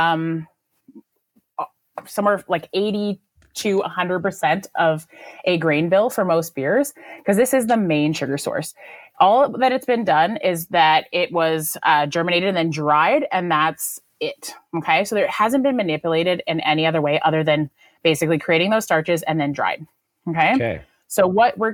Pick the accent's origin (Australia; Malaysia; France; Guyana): Malaysia; moved away; I grew up in Asia, and I grew up in Malaysia